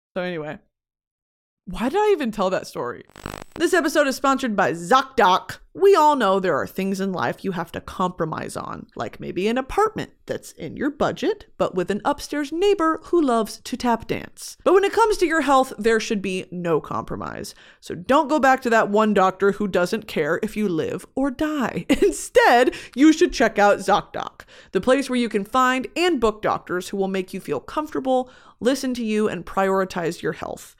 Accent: United States; I was born in America

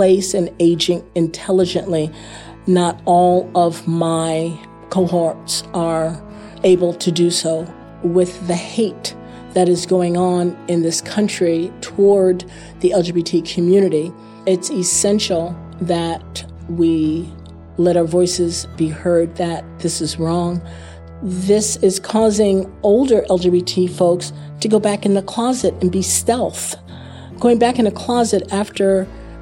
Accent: Willingboro, New Jersey, United States; moved away as an adult; also born or lived in Travis Air Force Base, California; now in Westchester County, United States; I'm from the South, South Jersey. I grew up in Willingboro, New Jersey

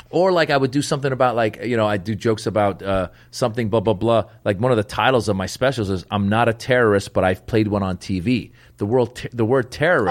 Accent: Northern California, United States; I grew up in Northern California

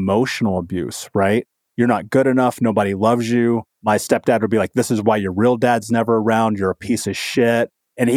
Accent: Indianapolis, Indiana, United States; growing up in Indianapolis in Indiana

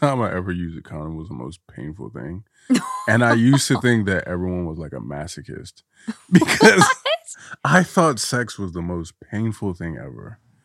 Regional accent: Guinea; now in United States; I'm from Guinea

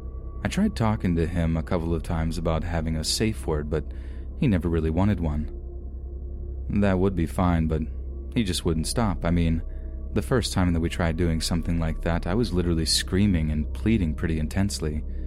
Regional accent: Southern United States, United States; now in Portland, United States; I had a really hard time growing up seeing as I was raised in the Bible Belt. My parents literally told me that they would rather me dead than be what I was.

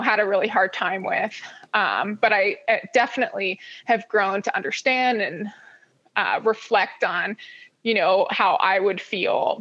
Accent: Honokaa, Hawaii, United States; also born or lived in Honolulu, Oahu, Hawaii; now in Boulder, United States; I grew up in Honoka'a Waimea area, and it's just as country as it gets

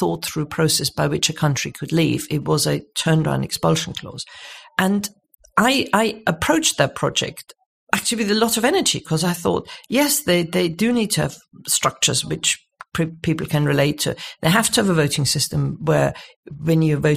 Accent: Munich, Bavaria, Germany; now in United Kingdom; So I was born in Munich, sort of 1955, sort of the post-war generation

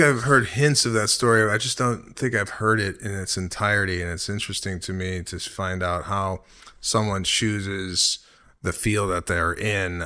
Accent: Chicago, Illinois, United States; moved away; my hometown of Chicago

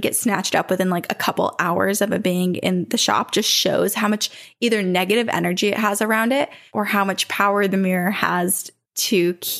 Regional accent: Queensland, Australia; accent: Australian; We grew up in Queenslander. I'm from Australia. I was like, should I read this in my Australian accent?

